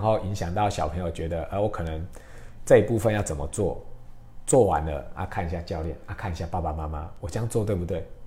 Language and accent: Chinese; Taiwan; 帮助我们台湾人可以更好的在国际上面发光发热